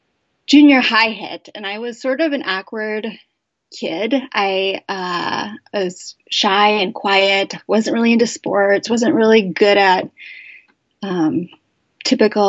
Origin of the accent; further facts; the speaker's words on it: Chicago suburbs, Illinois, United States; I grew up in the Chicago suburbs.